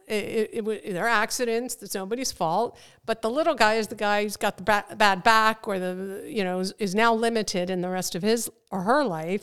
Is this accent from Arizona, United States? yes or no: no; Lawrence Township, New Jersey, United States; also born or lived in Trenton; I was born in Trenton and, uh, moved to Lawrence Township as a young child